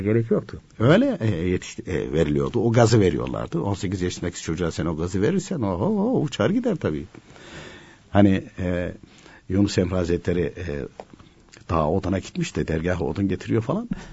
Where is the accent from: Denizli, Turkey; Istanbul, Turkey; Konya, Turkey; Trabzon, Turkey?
Konya, Turkey